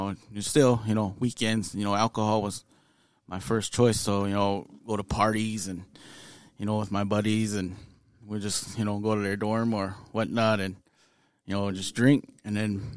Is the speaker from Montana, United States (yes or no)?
yes; Pryor, Montana, United States; moved away as an adult; also born or lived in Bemidji, Minnesota; born and raised in Pryor, Montana.